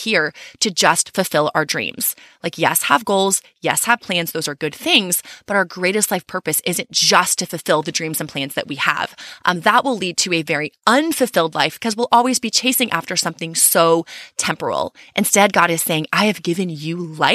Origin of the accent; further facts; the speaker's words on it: Texas, United States; we're from Texas